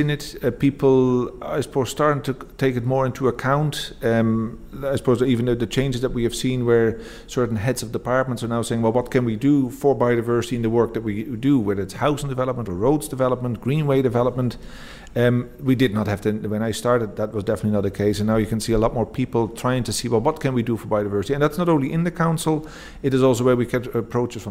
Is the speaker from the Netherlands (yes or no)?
yes; Netherlands; moved away as an adult; now in Fingal, Ireland; I'm originally from the Netherlands